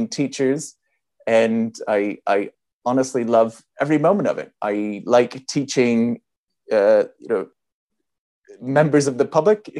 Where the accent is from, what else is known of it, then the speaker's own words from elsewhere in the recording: California, United States; moved away as an adult; now in London, United Kingdom; I'm actually originally from California